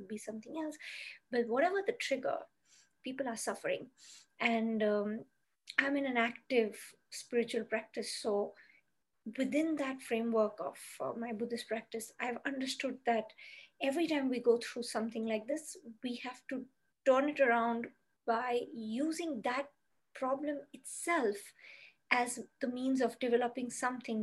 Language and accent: English; Kolkata, West Bengal, India; moved away as an adult; also born or lived in Mumbai; I moved from my hometown, which was Calcutta in India, to Mumbai.